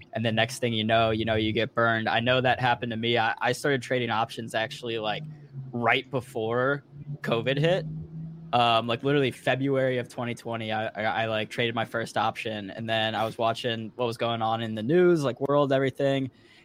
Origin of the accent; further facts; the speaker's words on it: Missouri, United States; now in Detroit, United States; I'm from Missouri, which is in the Central Time Zone. And ever since I moved up here to Detroit